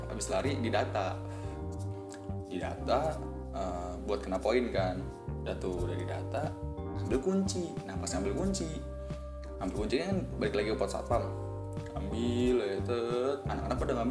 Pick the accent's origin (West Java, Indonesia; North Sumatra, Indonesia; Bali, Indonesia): Bali, Indonesia; kita dari Bali nih ya bu